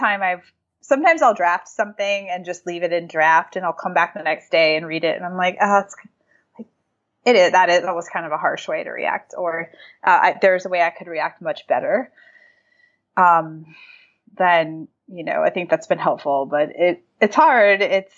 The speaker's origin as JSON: {"language": "English", "region": "New England", "country": "United States", "tie": "born or raised there", "said": "Like I grew up in New England. sarcasm and, you know, like that sort of thing is just part of the culture."}